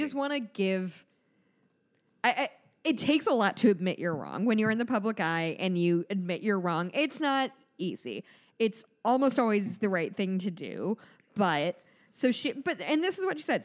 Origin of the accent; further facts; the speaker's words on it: United States; we, as an American society